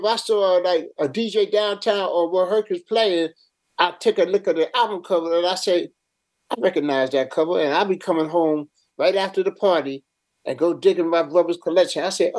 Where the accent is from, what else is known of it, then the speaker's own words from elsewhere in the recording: New York City, New York, United States; also born or lived in Antigua; I was raised in Harlem up in Colonial Projects, which was right behind the Pole Grounds, and raised there.